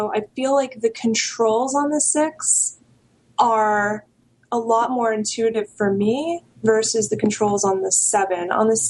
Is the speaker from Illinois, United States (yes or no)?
no; New York, United States; now in California, United States; I'm a New Yorker.